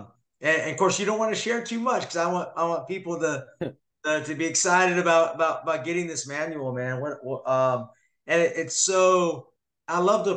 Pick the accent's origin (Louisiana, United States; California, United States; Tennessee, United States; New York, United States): California, United States; San Jose; I grew up with the Warriors. I grew up in San Jose, California. I'm a big Warriors fan.